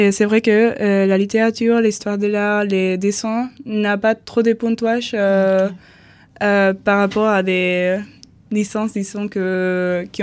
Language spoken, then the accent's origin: French; Andalusia, Spain; French is a second language; je viens de l'Andalousie.